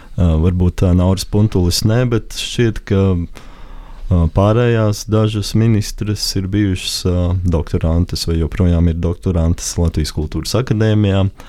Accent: Latvia; visi jau mēs esam latvieši

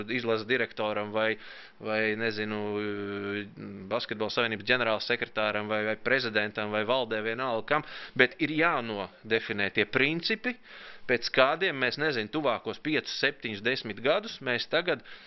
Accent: Latvia; mēs esam latvieši

